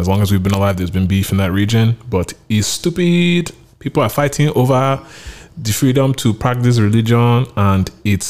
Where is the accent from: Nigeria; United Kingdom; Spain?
Nigeria; Kaduna, Kaduna State; No, I'm from Kaduna. I'm Kadunian.